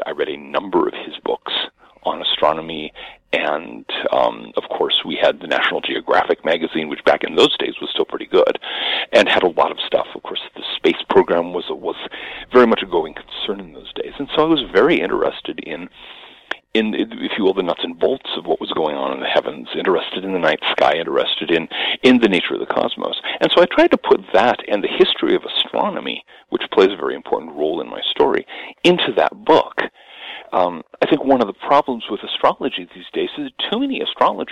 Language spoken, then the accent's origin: English; Seattle, Washington, United States; now in Rhode Island, United States; born and raised in the Seattle suburbs